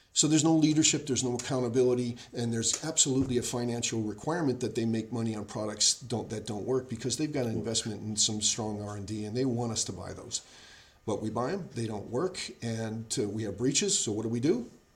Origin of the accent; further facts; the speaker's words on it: United States; I'm an American. That's in my DNA